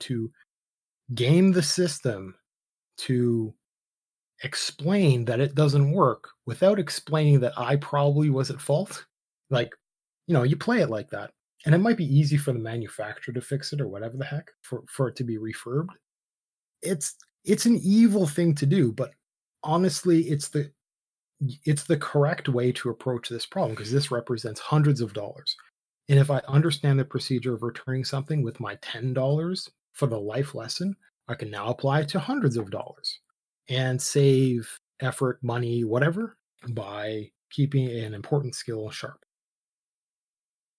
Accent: Canada; I was born in Canada.

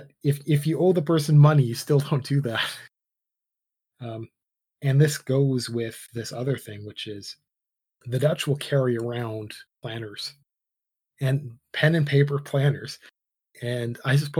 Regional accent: Canada; I was born in Canada.

